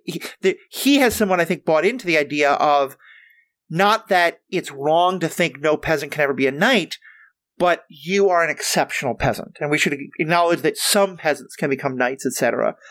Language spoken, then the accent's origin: English; New York City, New York, United States; moved away; I'm from New York City